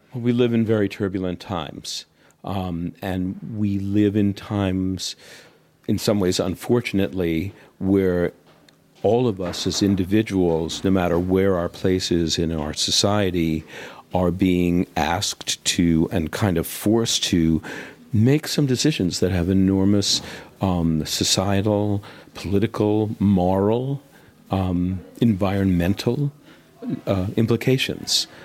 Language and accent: English; United States; I'm obviously American, and in the States